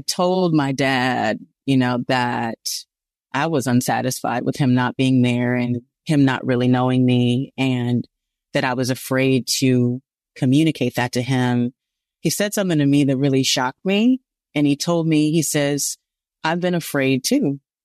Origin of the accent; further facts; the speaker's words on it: Los Angeles, California, United States; growing up in South Central Los Angeles